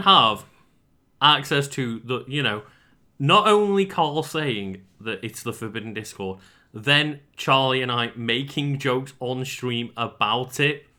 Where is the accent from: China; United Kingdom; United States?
United Kingdom; we're British